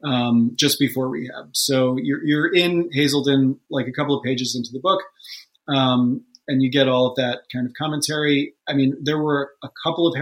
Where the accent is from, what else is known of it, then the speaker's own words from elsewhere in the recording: New York, United States; I grew up just outside of New York City. In the suburbs